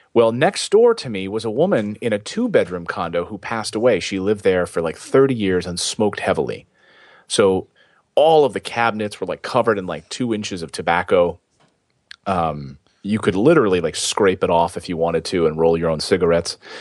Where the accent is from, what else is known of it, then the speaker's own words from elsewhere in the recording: Philadelphia, Pennsylvania, United States; also born or lived in Los Angeles / Helena, Montana; now in New York, United States; I grew up in Philadelphia, in that area where we had snow